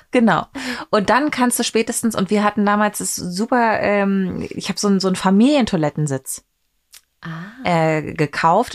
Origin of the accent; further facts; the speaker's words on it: East Germany, Germany; ich bin ja in der DDR geboren